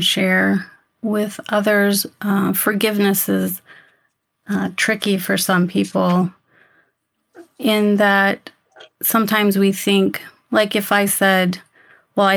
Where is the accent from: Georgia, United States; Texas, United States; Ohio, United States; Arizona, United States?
Arizona, United States; Yuma; I grew up in Yuma, Arizona